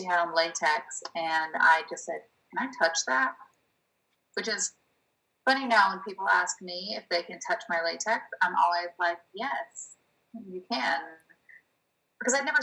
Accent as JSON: {"language": "English", "region": "the South", "country": "United States", "also_born_or_lived": "New York", "moved": "as an adult", "lives_now": "Los Angeles, United States", "said": "I came from the South"}